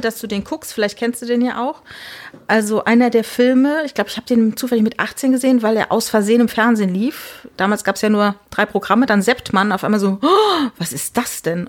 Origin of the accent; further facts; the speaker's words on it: Rhineland-Palatinate, Germany; moved away; ich bin in der Südpfalz groß geworden